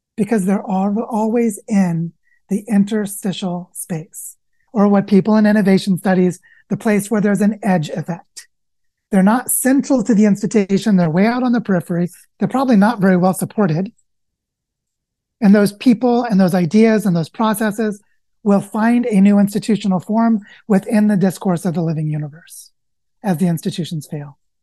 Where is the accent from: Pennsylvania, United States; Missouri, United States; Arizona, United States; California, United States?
Missouri, United States; the Ozarks, Southwest; I grew up in Southwest Missouri in the Ozarks.